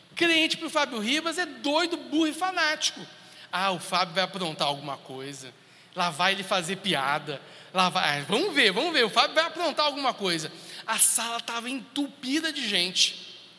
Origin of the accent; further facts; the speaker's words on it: Brasília, Federal District, Brazil; eu sou de Brasília